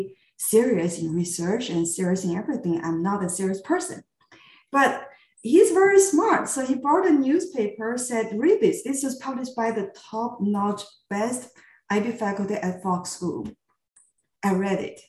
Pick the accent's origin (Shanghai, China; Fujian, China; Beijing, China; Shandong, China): Shandong, China; Qingdao; moved away as an adult; my hometown, Qingdao, where I grew up